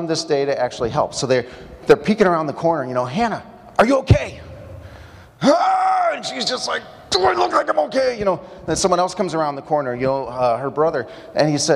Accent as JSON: {"language": "English", "town": "Mount Prospect", "region": "Illinois", "country": "United States", "tie": "born or raised there", "moved": "yes", "lives_now": "Madison, United States", "said": "I spent my early years growing up in the Prospect Bike Shop, wondering how I could scale the Mount Prospect Water Tower. Went to Prospect High School"}